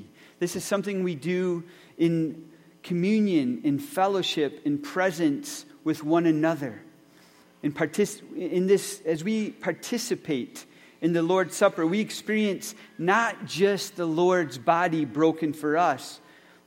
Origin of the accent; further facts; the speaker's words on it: Lucas, Michigan, United States; growing up in Rehoboth Reformed Church in Lucas, Michigan.